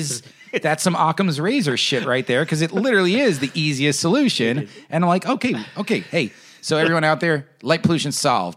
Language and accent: English; New York, United States; I guess being a New Yorker